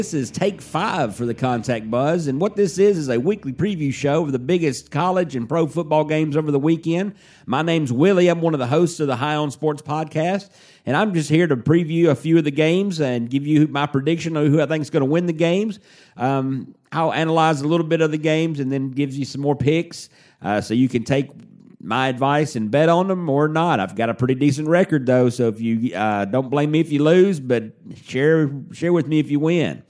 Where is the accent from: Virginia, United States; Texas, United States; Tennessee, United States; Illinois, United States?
Tennessee, United States; Nashville; I live in the South. I'm from Nashville, so I talk a lot of SEC football.